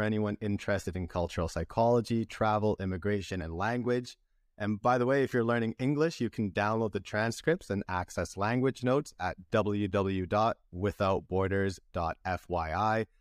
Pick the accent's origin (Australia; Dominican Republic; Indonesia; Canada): Canada; British Columbia; moved away as an adult; also born or lived in Santiago, Chile / Antwerp, Belgium / Vancouver, Canada; now in Spain; I was born in Santiago de Chile, took my first steps in Antwerp, Belgium, and grew up in British Columbia, Canada.